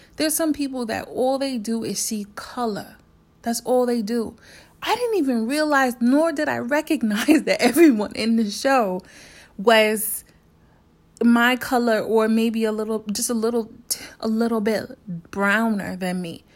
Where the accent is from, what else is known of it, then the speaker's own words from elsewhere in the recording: New York, United States; also born or lived in South Korea; I'm from New York